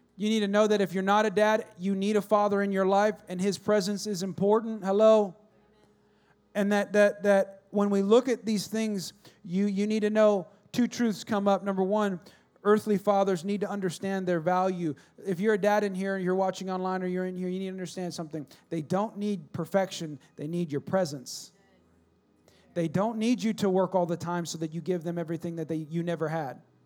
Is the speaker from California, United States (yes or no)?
yes; California, United States; now in Texas, United States; I grew up in California, so I didn't grow up with snow at all